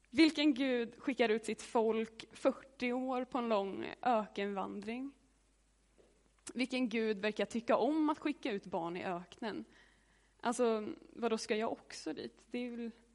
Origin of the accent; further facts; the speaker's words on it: Hammarö, Värmland, Sweden; Jag är från eh, en ö utanför Karlstad som heter Hammarö. Och där är jag uppvuxen i ett hus.